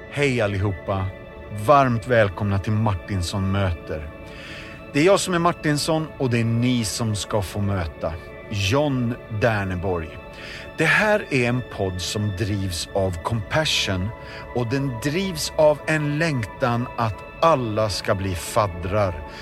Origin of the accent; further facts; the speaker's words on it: Järfälla, Stockholm County, Sweden; det är där jag växte upp också